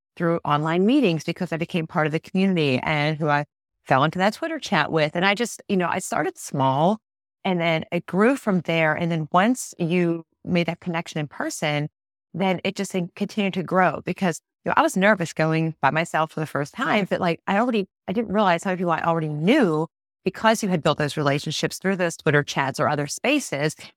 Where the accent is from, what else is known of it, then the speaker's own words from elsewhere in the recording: Pittsburgh, Pennsylvania, United States; I'm not from Tennessee, I'm from Pittsburgh.